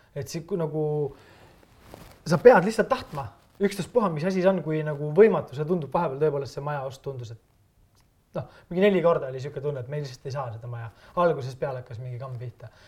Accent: Estonia

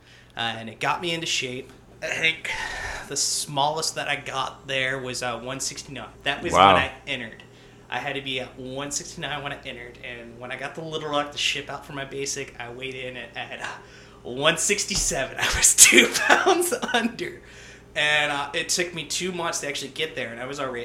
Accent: Jacksonville, North Carolina, United States; I was born in Jacksonville, North Carolina

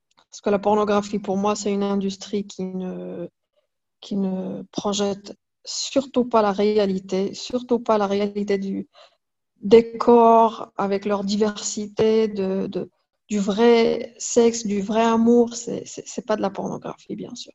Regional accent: Fès, Fès-Meknès, Morocco; Je suis née au Maroc. J'ai passé toute ma vie au Maroc.

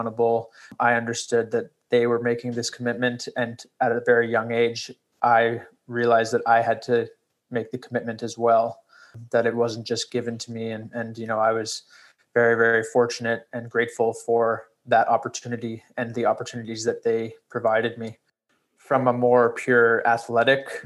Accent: Toronto, Ontario, Canada; I grew up here in Toronto and was introduced to skiing at a very young age there

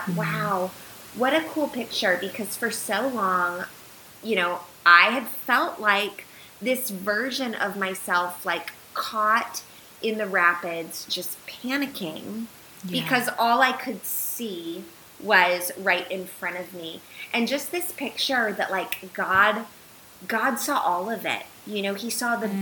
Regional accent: United States; moved away as an adult; also born or lived in Uganda; moving back here, while it was essentially coming back to my home country

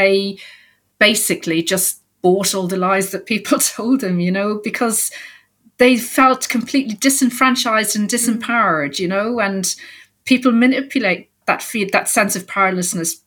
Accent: Ireland; I grew up in Ireland in the 70s and 80s.

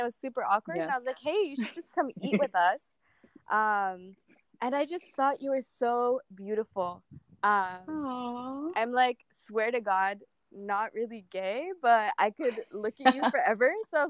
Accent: Canada; So I was from Canada and she was from St. Vincent's Grenadine.

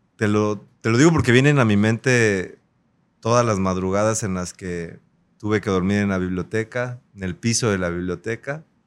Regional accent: Acapulco, Guerrero, Mexico; Yo nací en Acapulco, en un barrio histórico. Crecí en el barrio de Las Crucitas.

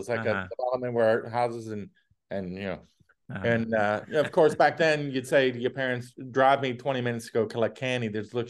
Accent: Massachusetts, United States; And I'm from Massachusetts.

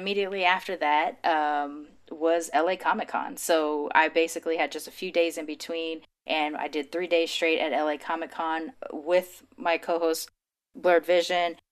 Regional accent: Los Angeles, California, United States; I grew up in L

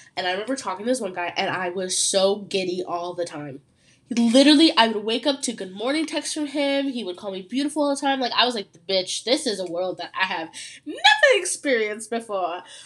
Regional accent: Ontario, Canada; I'm from Ontario, Canada

